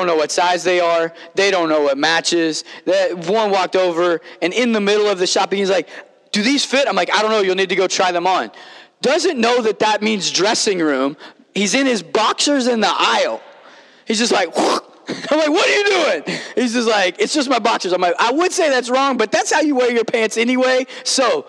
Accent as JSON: {"language": "English", "region": "Kentucky", "country": "United States", "tie": "born or raised there", "said": "on a farm growing up in Kentucky"}